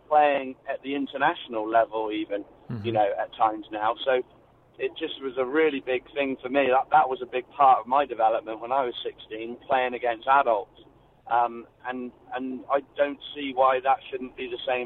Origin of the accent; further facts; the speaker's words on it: England, United Kingdom; moved away as an adult; I've just coming over here as an English guy